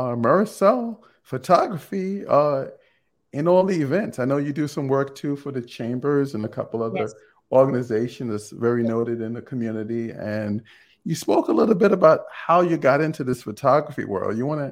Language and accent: English; Jamaica; I'm from Jamaica.